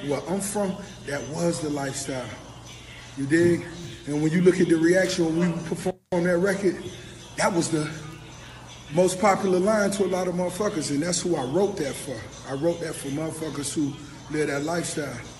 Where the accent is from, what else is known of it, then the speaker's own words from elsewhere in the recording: Miami, Florida, United States; I'm from Miami